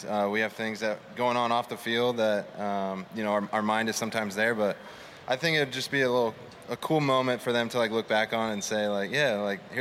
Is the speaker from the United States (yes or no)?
yes; San Diego, California, United States; moved away; I'm a beach guy at heart because I grew up near San Diego, but I live near the mountains now